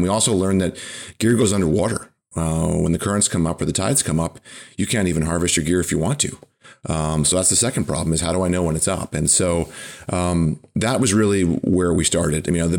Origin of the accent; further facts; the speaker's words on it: Wickford, Rhode Island, United States; I grew up in Wickford.